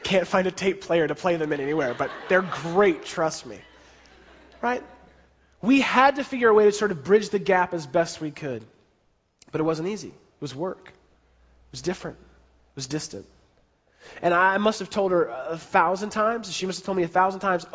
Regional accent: San Francisco, California, United States; I grew up in San Francisco, so I was living in San Francisco

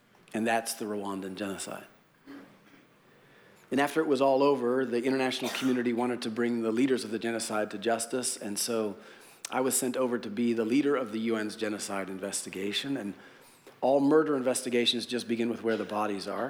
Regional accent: United States; as an American Christian

